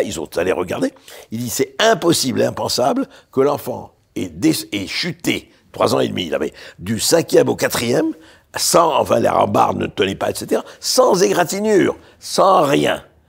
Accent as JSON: {"language": "French", "town": "Beirut", "region": "Beirut Governorate", "country": "Lebanon", "tie": "born or raised there", "moved": "yes", "lives_now": "France", "said": "je suis né à Beyrouth j'ai grandi à Beyrouth"}